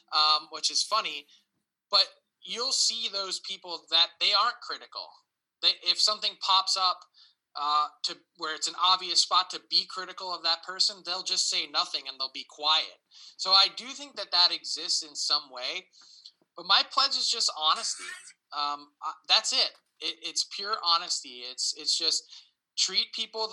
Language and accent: English; Philadelphia, Pennsylvania, United States; as a kid from Philly